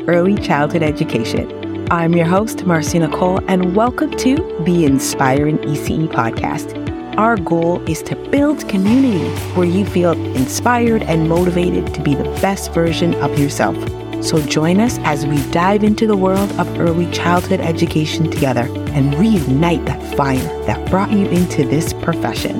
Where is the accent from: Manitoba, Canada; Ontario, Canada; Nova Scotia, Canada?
Ontario, Canada; I'm from Ontario, Canada